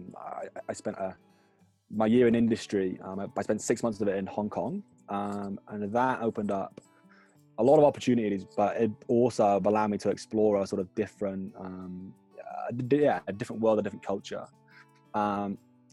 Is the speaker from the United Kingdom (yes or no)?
yes; Hull, Yorkshire and the Humber, United Kingdom; moved away as an adult; now in France; I'm originally from Hull, which is an absolute dive.